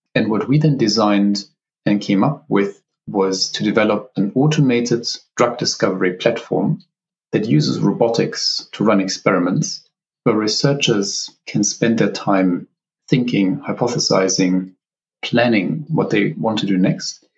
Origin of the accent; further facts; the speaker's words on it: Southern Germany, Germany; moved away; also born or lived in Oxford, United Kingdom; I'm from Germany originally. So, I grew up kind of in the very southern part of the country